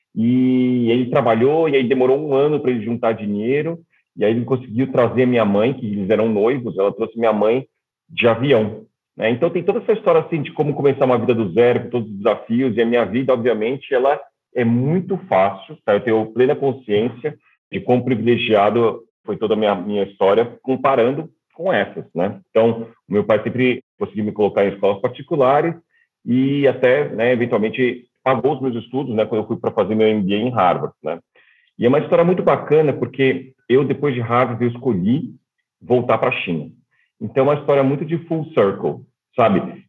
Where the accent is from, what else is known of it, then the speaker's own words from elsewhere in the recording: São Paulo, Brazil; moved away as an adult; also born or lived in Shanghai / Melbourne; Eu sou nascido em São Paulo